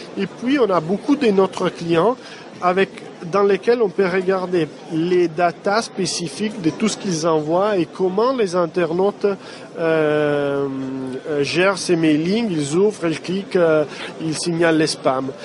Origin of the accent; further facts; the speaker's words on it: Italy; French is a second language; Je suis italien